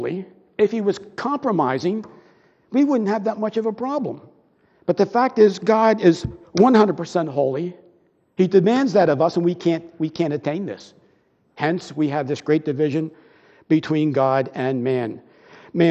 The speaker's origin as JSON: {"language": "English", "town": "Broomall", "region": "Pennsylvania", "country": "United States", "tie": "born or raised there", "said": "I grew up in Broomall, and our house was on Westchester Pike"}